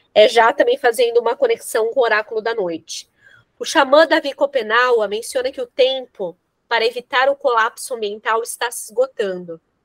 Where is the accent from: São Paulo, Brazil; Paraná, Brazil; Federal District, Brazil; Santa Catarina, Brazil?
São Paulo, Brazil; moved away as an adult; now in Rio Grande do Sul, Brazil; eu sou de São Paulo, né? Eu moro aqui no Rio Grande do Sul desde 2012.